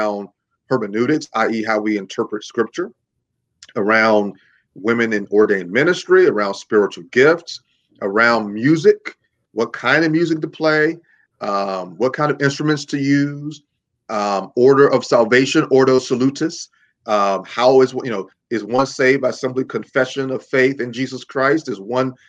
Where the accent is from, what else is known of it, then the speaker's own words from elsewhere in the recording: Mississippi, United States; my home state of Mississippi